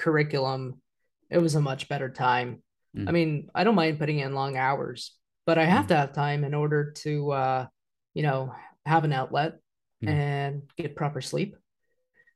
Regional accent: Wichita, Kansas, United States; I ended up staying in Wichita, my hometown

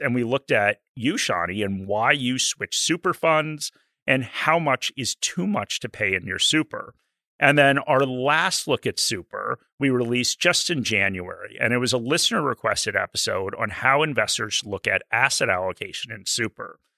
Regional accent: United States; now in Australia; I'm an American

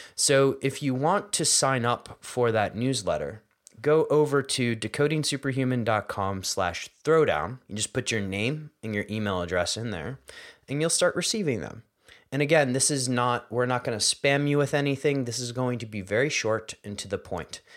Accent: Philadelphia, Pennsylvania, United States; I grew up in Philadelphia

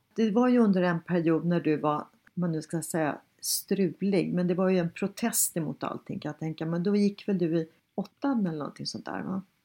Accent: Sweden; vi svenskar är

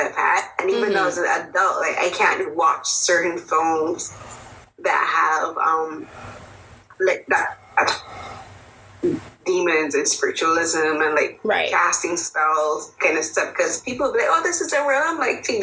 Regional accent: Barbados; I grew up in the Caribbean and in Barbados, and Barbados is very our society is very influenced by Christianity

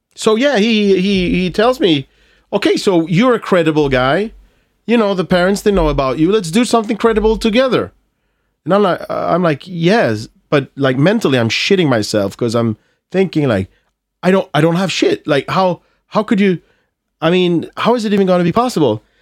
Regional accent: Malmö, Skåne, Sweden; accent: Scanian (skånska); English is a second language; I'm from Malmö, so I have this, I, I, I speak, uh, skånska.

